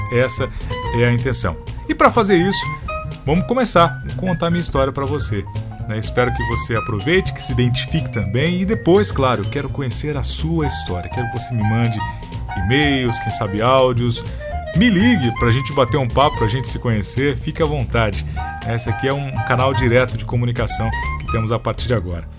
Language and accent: Portuguese; Congonhas, northern Paraná, Brazil; also born or lived in Rancho Alegre, Paraná; eu cresci em Congonhas. Congonhas fica a 90 quilômetros de Londrina